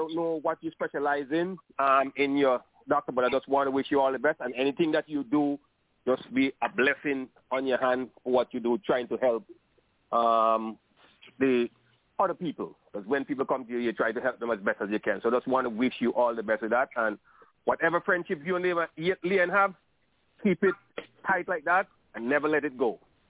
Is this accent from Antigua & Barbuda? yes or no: yes; English Harbour, Antigua & Barbuda; I'm from the most beautiful village in Antigua, which is English Harbor.